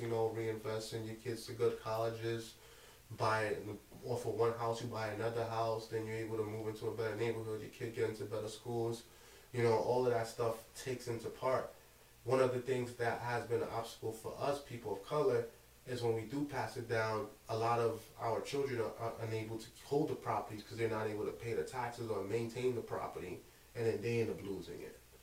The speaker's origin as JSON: {"language": "English", "town": "Brooklyn", "region": "New York", "country": "United States", "tie": "born or raised there", "also_born_or_lived": "Cap-Haïtien, Haiti", "said": "I came to America at the age of two and I came to Brooklyn, like I grew up in Bushwick up until the age of ten. Then I moved to Canarsie"}